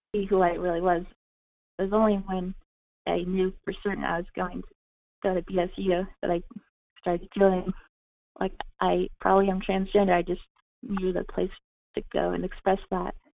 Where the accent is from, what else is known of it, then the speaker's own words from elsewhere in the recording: California, United States; moved away as an adult; my home, my home state of California